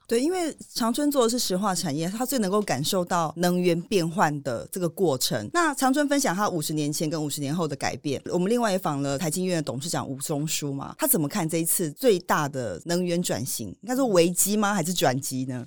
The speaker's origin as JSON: {"language": "Chinese", "country": "Taiwan", "said": "我们台湾人"}